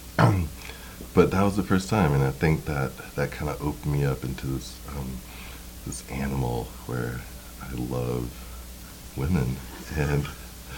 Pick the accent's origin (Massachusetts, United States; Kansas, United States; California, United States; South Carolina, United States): South Carolina, United States; Simpsonville; moved away as an adult; also born or lived in Atlanta / Maryland / New York; in a small town called Simpsonville, South Carolina